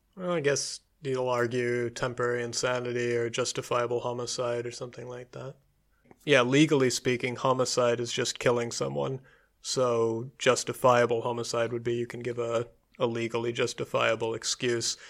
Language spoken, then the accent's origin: English; Michigan, United States; also born or lived in New York; my home state of Michigan